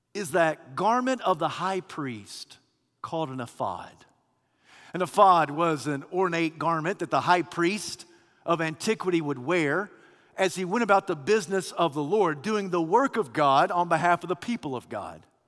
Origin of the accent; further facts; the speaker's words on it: Kentucky, United States; now in Alabama, United States; I was born and raised in Kentucky, of all places.